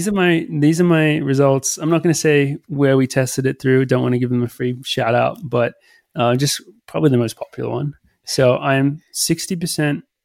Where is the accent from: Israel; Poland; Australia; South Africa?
Australia; growing up in Australia